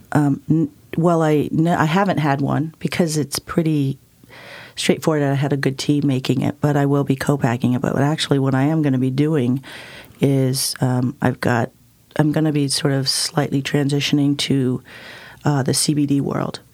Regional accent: Ann Arbor, Michigan, United States; I grew up in Ann Arbor, Michigan

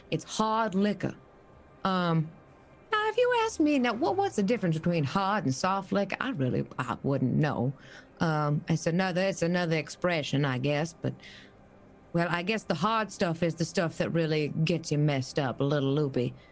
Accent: Baton Rouge, Louisiana, United States; I come from Baton Rouge, and we don't mess around with our sweet tea.

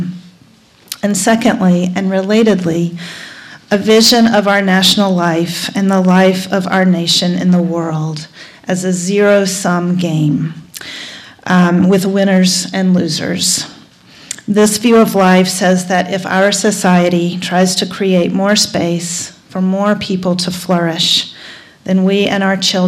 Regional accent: North Carolina, United States; my home state of North Carolina

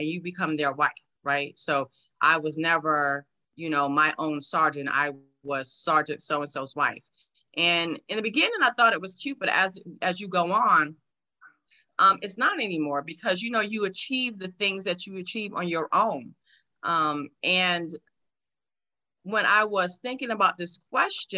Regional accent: New York City, New York, United States; moved away as an adult; now in San Antonio, United States; Born and raised in New York City

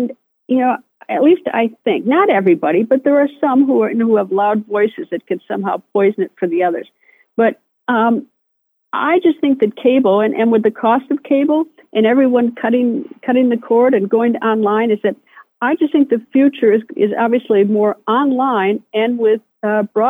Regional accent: Appleton, Wisconsin, United States; moved away as an adult; also born or lived in Madison, Wisconsin; now in Washington, D.C., United States; I grew up among the most decent people in Appleton and Madison

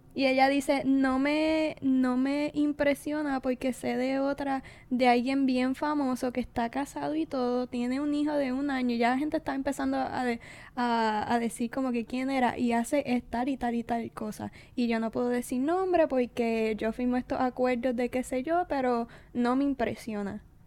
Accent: Puerto Rico

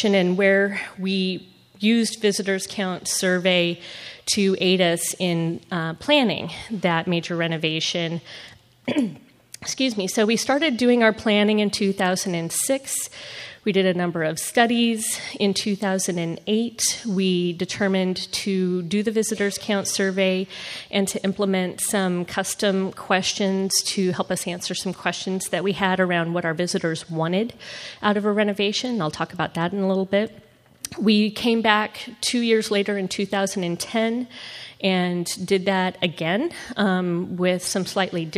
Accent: Nebraska, United States; now in Memphis, United States; I'm from Nebraska originally

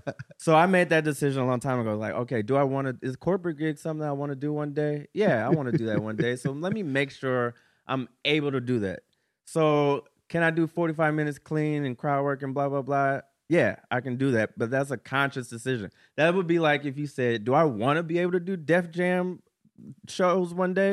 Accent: Ohio, United States; I'm from Ohio, but that's the thing about Ohio. There's actual like cities and shit in Ohio.

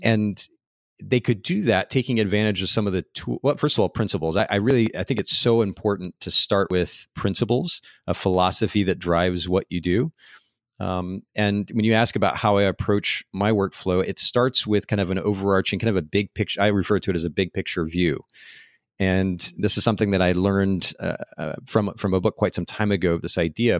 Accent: United States

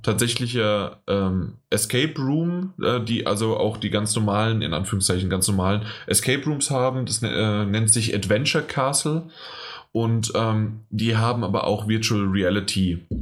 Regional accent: near Frankfurt, Hesse, Germany; ich komme ja aus der Nähe von Frankfurt

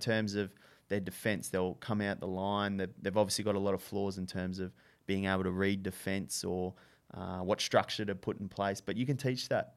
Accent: Brisbane, Queensland, Australia; from Brisbane originally.

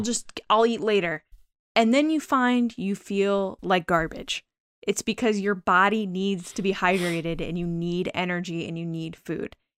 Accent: Connecticut, United States; I'm from Connecticut

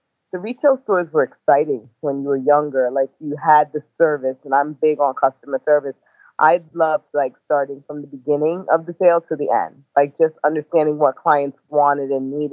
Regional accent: New York City, New York, United States; I am the girl from Brooklyn that did the little odds and ends jobs

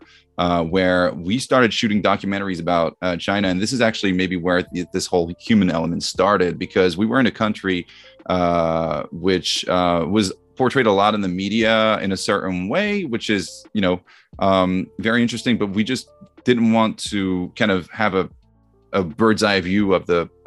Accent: Vierzon, Centre-Val de Loire, France; moved away as an adult; also born or lived in United States; I grew up in France in a small town called Vierzon

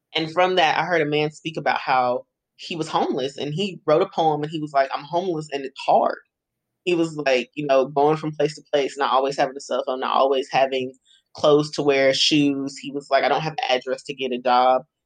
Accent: Greensboro, North Carolina, United States; I am born and raised in Greensboro

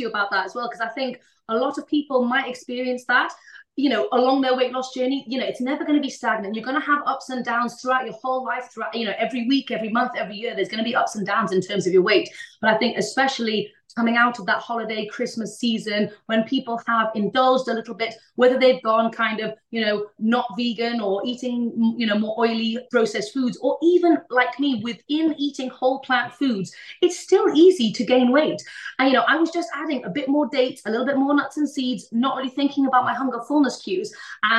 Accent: India; because I grew up in India, I wanted to make sure that I had some really good, authentic Indian stuff.

